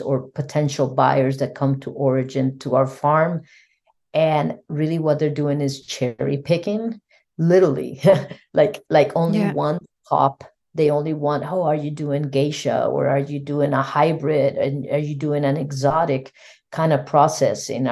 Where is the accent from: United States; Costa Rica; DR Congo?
Costa Rica; I'm from Costa Rica